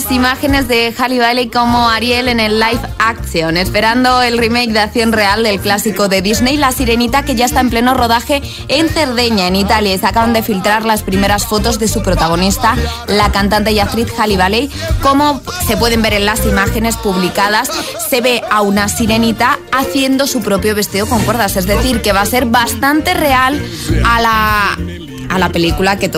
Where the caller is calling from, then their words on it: Madrid, Community of Madrid, Spain; Soy … de Madrid